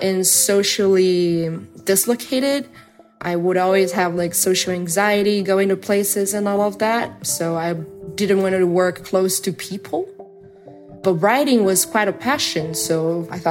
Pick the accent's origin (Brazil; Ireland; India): Brazil; I'm from Brazil